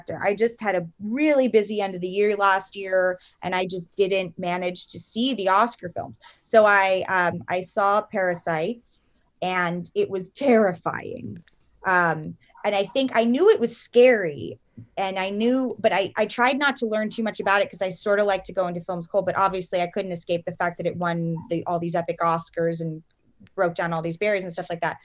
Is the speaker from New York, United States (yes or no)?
yes; New York City, New York, United States; I grew up in New York City.